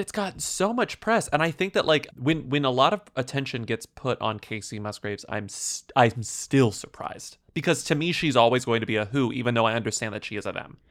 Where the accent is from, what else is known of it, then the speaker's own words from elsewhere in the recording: United States; As an American